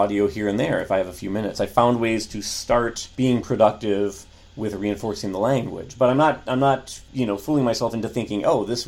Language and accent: English; United States; I'm an American who actually bothers to study other languages